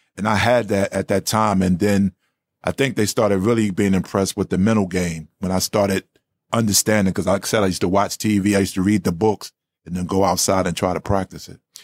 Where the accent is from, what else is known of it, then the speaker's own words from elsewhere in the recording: Newark, New Jersey, United States; I grew up in Newark, New Jersey born and raised